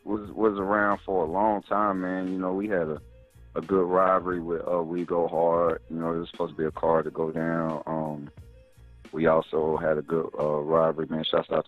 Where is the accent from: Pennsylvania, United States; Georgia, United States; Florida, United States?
Georgia, United States; Atlanta; Yeah, East Atlanta, Georgia.